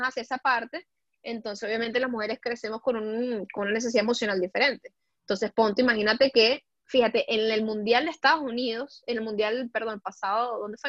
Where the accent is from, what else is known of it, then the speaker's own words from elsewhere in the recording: Venezuela; also born or lived in Puebla, Mexico; now in Europe; como decimos en Venezuela